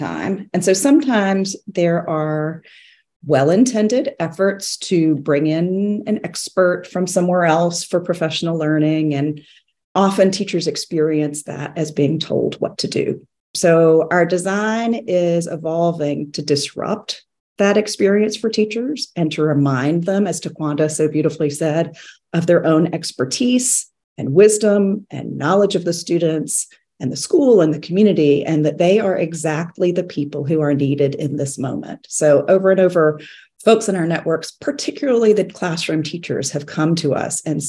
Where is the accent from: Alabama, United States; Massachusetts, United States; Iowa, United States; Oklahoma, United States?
Alabama, United States; Mobile; I am a white woman born and raised in the Deep South in Mobile, Alabama